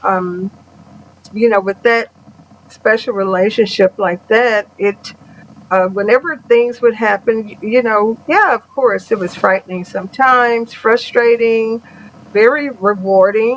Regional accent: Houston, Texas, United States; I grew up in Houston, Texas

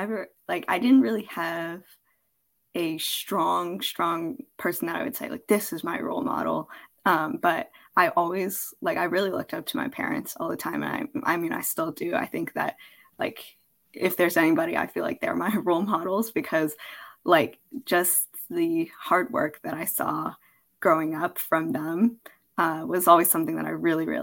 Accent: Oakland, California, United States; also born or lived in Los Angeles; I'm a Bay Area native. I'm born and raised here. So, you know, I've proudly lived in Oakland my whole life

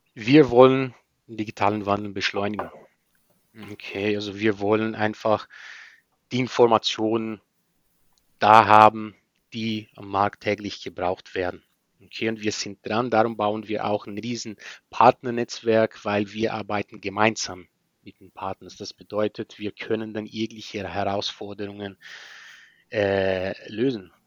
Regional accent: Maringá, Paraná, Brazil; German is a second language; moved away as an adult; also born or lived in Spain; now in Berlin, Germany; Maringa, die, das ist von, von Bundesland Paraná, Süd von Brasilien, äh, gerade unter São Paulo, unter Bundesland São Paulo, da wo ich herkomme

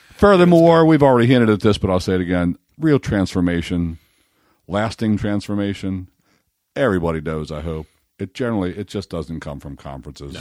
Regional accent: Baltimore, Maryland, United States; I'm from Baltimore

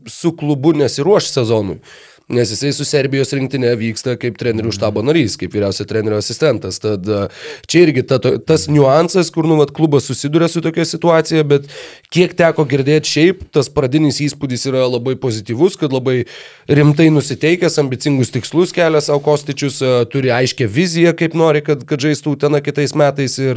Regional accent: Klaipėda, Klaipėda County, Lithuania; aš iš Klaipėdos

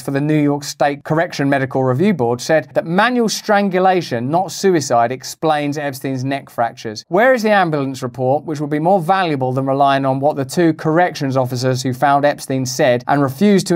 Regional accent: United Kingdom; I'm British

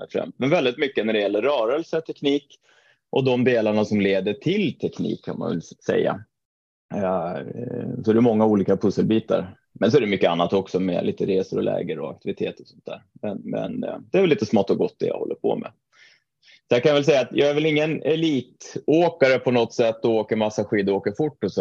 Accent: Trondheim, Trøndelag, Norway; moved away as an adult; also born or lived in Mora, Sweden; now in Stockholm, Sweden; född och uppvuxen i Trondheim i Norge

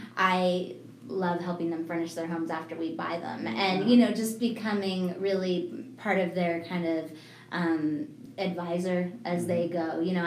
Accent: Evergreen, Colorado, United States; also born or lived in Broomfield, Colorado / Boulder, Colorado / Highlands Ranch, Colorado; I am a native. I'm from Colorado, so born and raised here. I grew up in Evergreen and lived in the mountains a little bit. Actually ended up graduating in Broomfield after my family moved just within my high school career. And then I've just lived in the whole Denver area

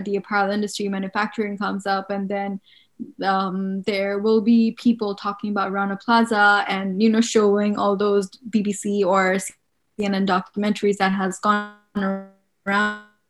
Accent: Bangladesh; I'm from Bangladesh.

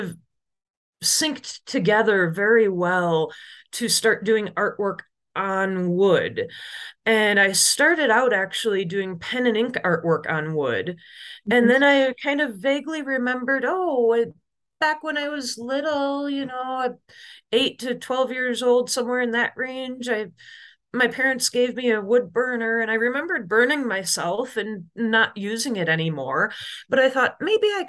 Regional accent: Oil City, Michigan, United States; I grew up in Oil City, Michigan, which is in the middle of the Lower Peninsula

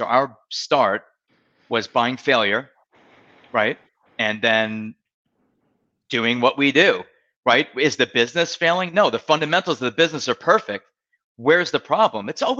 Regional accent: Marco Island, Florida, United States; I'm from Marco Island, Naples.

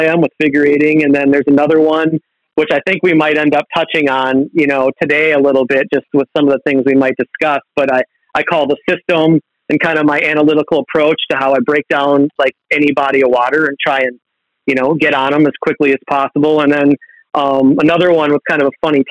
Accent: Minneapolis, Minnesota, United States; growing up in the Twin Cities area

